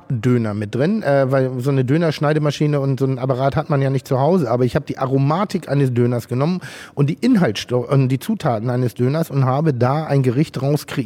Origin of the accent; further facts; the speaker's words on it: Schleswig-Holstein, Germany; now in Hamburg, Germany; lebe ich in Hamburg und dadurch bin ich auch so ein bisschen ein Hamburger. Aber meine Heimat ist Schleswig-Holstein. Meine Urgroßeltern hatten eine Baumschule, also relativ ländlich bei Ellerbeck.